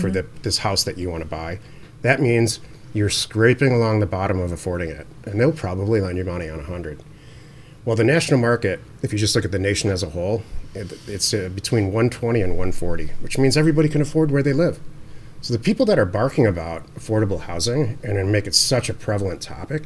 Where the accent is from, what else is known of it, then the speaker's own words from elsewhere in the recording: Detroit, Michigan, United States; moved away; I'm from Detroit